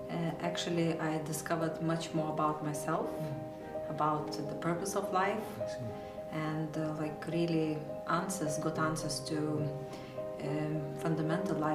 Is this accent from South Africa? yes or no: no; Lithuania; I'm from Lithuania.